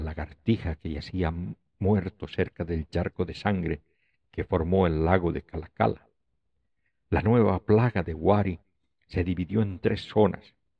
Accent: Oruro, Bolivia; Oruro, mi ciudad natal

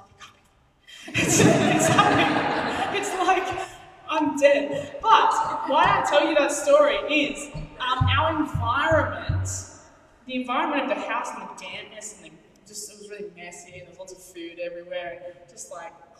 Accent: Canberra, Australian Capital Territory, Australia; now in Sydney, Australia; Where I grew up in Canberra, we had little cockroaches, like normal humans. And then we came to Sydney

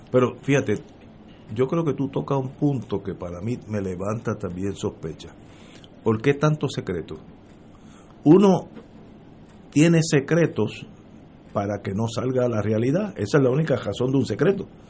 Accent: San Juan, Puerto Rico; yo soy viejo sanjuanero

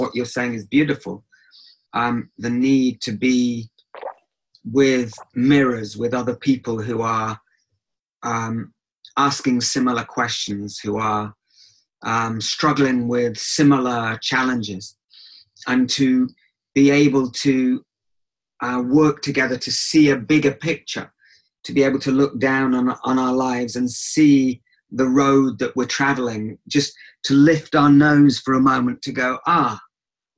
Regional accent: England, United Kingdom; I grew up in England, so not in Israel, so I'm not Israeli.

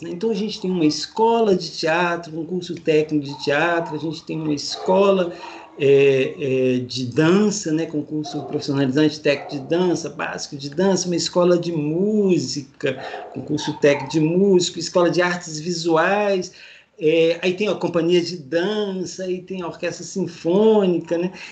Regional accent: Minas Gerais, Brazil; Eu, eu sou de Minas, né?

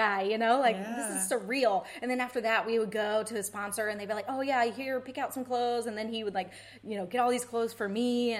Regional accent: East Coast, United States; you know, I'm a girl from the East Coast, grew up fishing and being so outdoorsy

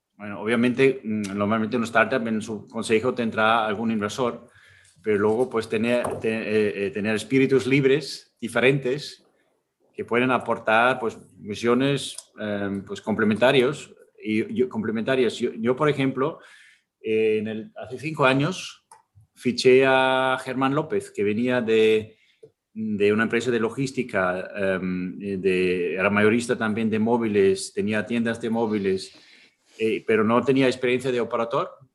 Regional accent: Austria; Spanish is a second language; moved away as an adult; now in Spain; yo, crecí en un pueblo en Austria, en, la, en las montañas

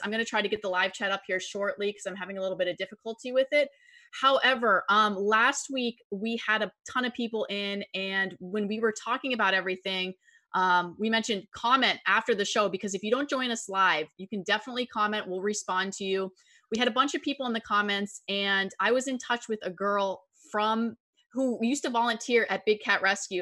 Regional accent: Erie, Pennsylvania, United States; I'm from Erie, Pennsylvania. We get lake effect snow

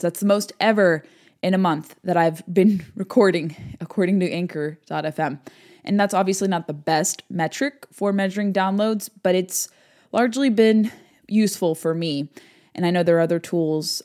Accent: California, United States; moved away

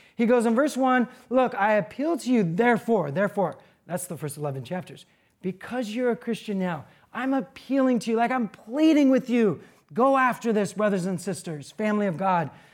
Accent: United States; being an American

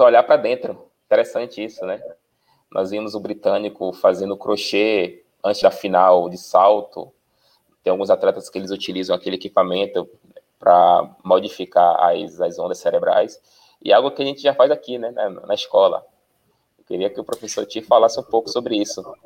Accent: Brazil; Nós, como brasileiros

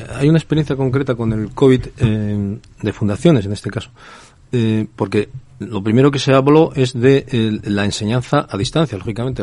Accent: northern Spain, Spain; soy del norte de España

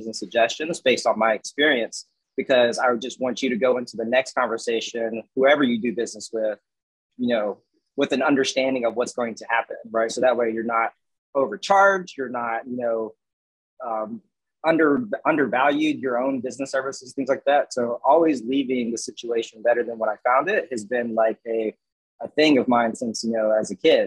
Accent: the South, United States; we're from the South, right. We're based on Southern hospitality

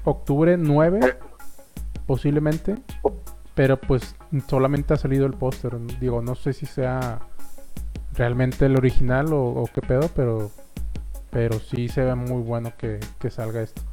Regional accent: Monterrey, Nuevo León, Mexico; seamos regios

